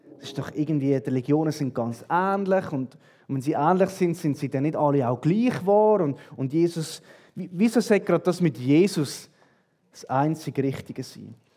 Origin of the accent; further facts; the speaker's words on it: Switzerland; bei uns in der Schweiz